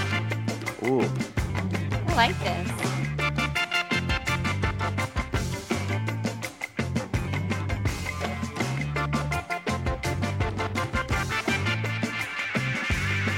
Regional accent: Canada; Well, I'm Canadian. You learn French.

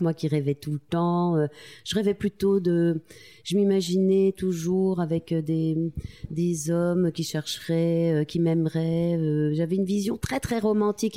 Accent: Tulle, Nouvelle-Aquitaine, France; Je, viens de, la ville de Tulle en Corrèze. Euh, je suis née là-bas

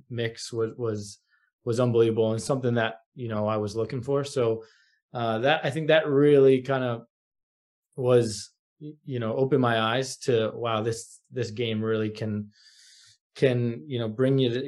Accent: outside of Philadelphia, Pennsylvania, United States; moved away as an adult; also born or lived in Virginia; now in New York, United States; I grew up outside of Philadelphia

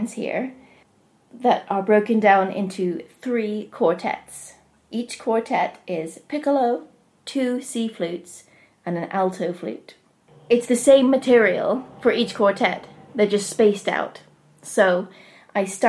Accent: United States; also born or lived in Appleton, Wisconsin, United States / southern Ohio, United States / Manchester, United Kingdom; now in Rossendale Valley, United Kingdom; I grew up partly in Appleton, Wisconsin, and then in southern Ohio

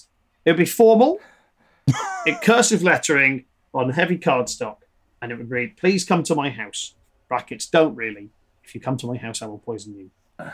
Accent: Liverpool, North West England, United Kingdom; I hide it well, but I am Scouse. I never had the accent. But I'm from Liverpool.

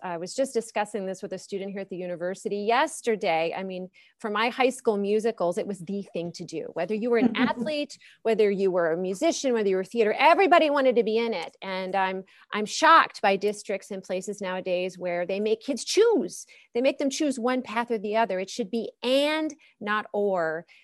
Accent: Bethel Park, Pennsylvania, United States; now in Oxford, United States; I grew up in the South Hills of Pittsburgh, Pennsylvania, in Bethel Park

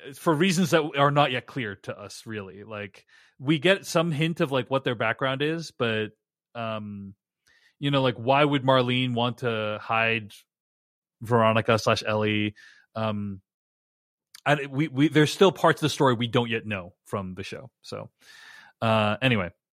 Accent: Boston, Massachusetts, United States; I'm from Boston

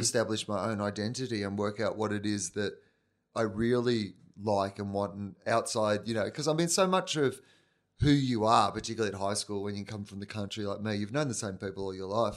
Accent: Victoria, Australia; moved away as an adult; also born or lived in Canberra; I was from Victoria

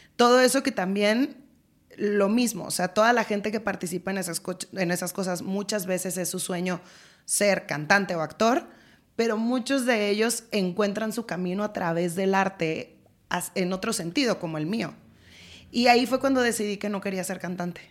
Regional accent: Culiacán, Sinaloa, Mexico; moved away as an adult; yo soy de Sinaloa

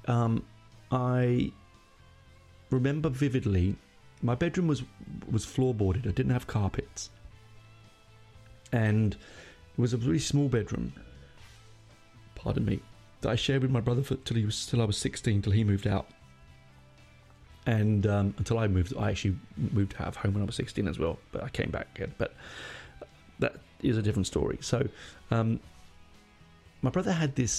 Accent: London, United Kingdom; moved away as an adult; also born or lived in Hendon, London; now in Australia; where I grew up in Burnt Oak

